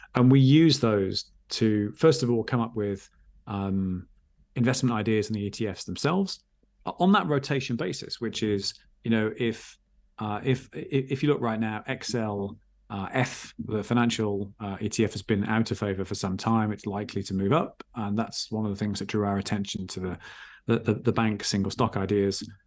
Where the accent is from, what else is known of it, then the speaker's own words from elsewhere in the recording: England, United Kingdom; I'm English, as you can hear, um, at, at least by passport